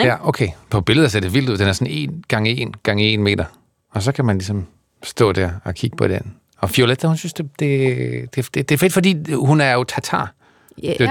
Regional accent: Zealand, Denmark; born there; er født i, øh, på Sjælland, så, så, så ja, man siger dansk.

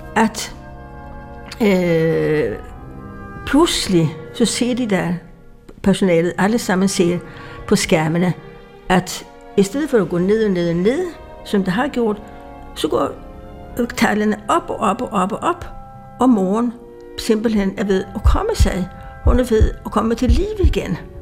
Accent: Sweden; accent: Swedish; Danish is a second language; now in Denmark; jeg kommer fra Sverige, det kan man høre på min accent

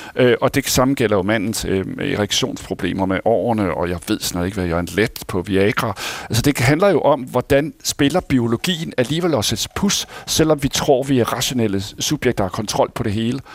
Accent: Denmark; vi skulle tjene penge på som danskere

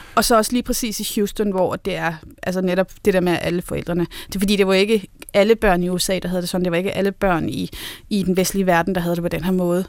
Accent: North Zealand, Capital Region of Denmark, Denmark; jeg er vokset op i Nordsjælland

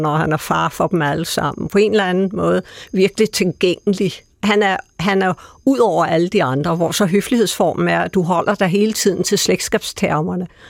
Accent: Denmark; som danskere

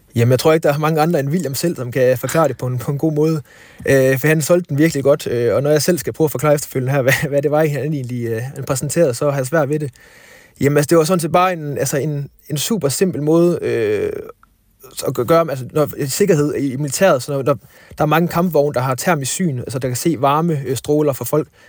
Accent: Thyholm / West Jutland, Central Denmark Region, Denmark; Fiskeland, hvor, hvor jeg kommer fra

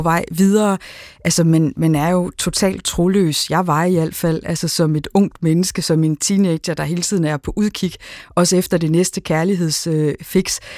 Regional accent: Aarhus, Central Denmark Region, Denmark; Aarhus, hvor jeg er fra

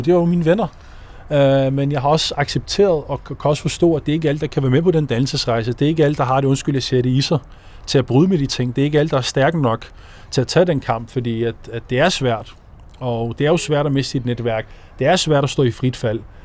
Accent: Ishøj, Capital Region of Denmark, Denmark; moved away as an adult; also born or lived in Morocco; now in Copenhagen, Denmark; hvor jeg er vokset op, Ågården 9

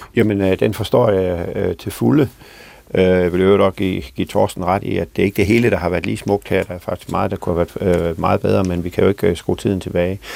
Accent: Southern Denmark, Denmark; fra min egen kommune, hvor jeg kommer fra

